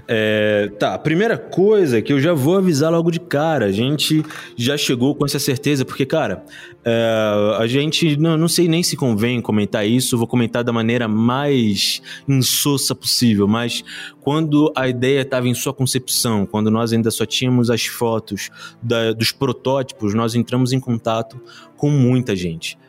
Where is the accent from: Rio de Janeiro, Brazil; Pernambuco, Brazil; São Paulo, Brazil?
Rio de Janeiro, Brazil; also born or lived in São João de Meriti; now in Botucatu, Brazil; eu nasci na Pavuna